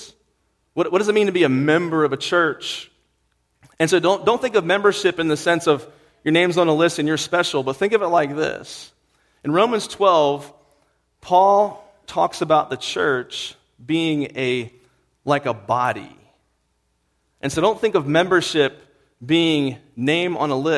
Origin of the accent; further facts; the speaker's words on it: Virginia, United States; moved away; where I'm from, Virginia, we look down on West Virginia